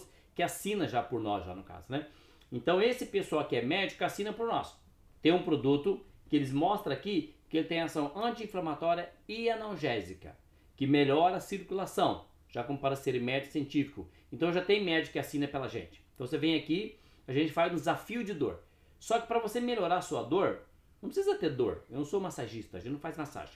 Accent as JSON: {"language": "Portuguese", "town": "Cascavel", "region": "Paraná", "country": "Brazil", "tie": "born or raised there", "also_born_or_lived": "Suzano, São Paulo", "moved": "yes", "said": "Eu nasci no Paraná, né? Nasci em Cascavel"}